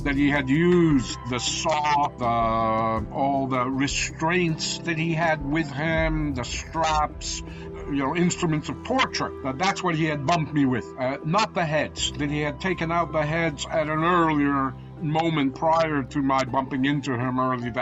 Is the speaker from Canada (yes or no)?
yes; Canada; I'm a Canadian on a work mission